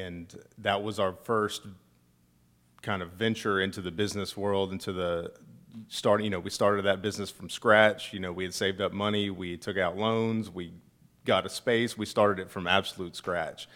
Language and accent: English; Acworth, Georgia, United States; moved away as an adult; now in Statesboro, United States; I'm from Ackworth